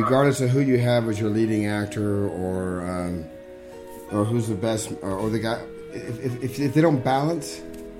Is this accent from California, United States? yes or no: yes; Northern California, United States; I was from Northern California.